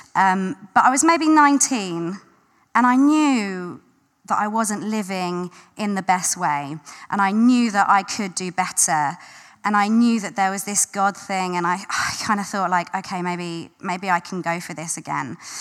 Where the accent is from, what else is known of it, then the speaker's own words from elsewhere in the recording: London, United Kingdom; I grew up in South London.